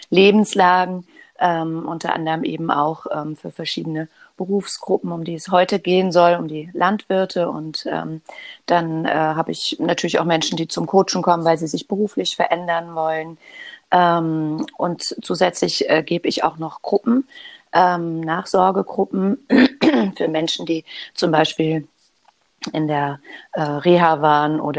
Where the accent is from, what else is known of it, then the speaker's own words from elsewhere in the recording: Hamburg, Germany; ich komme aus Hamburg und lebe in Hamburg im Alstertal.